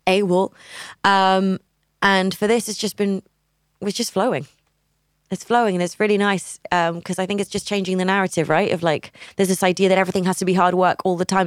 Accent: Barcelona, Catalonia, Spain; also born or lived in United Kingdom; now in Barcelona, Spain; my hometown

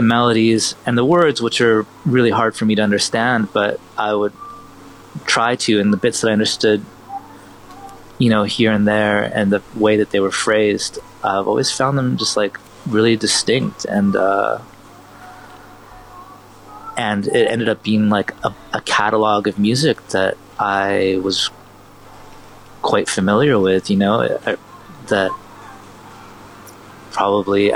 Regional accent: Vancouver, British Columbia, Canada; I was born in Vancouver in Canada, and my mother's American

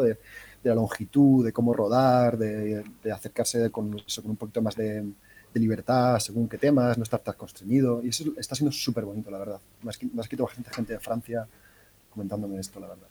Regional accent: Cartagena, Region of Murcia, Spain; Yo soy de Cartagena

